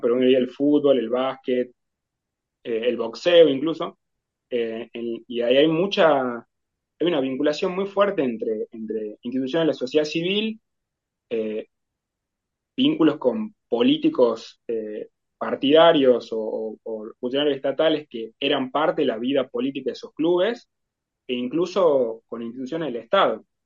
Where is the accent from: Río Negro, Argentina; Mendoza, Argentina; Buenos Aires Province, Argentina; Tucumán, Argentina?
Tucumán, Argentina; Como tucumano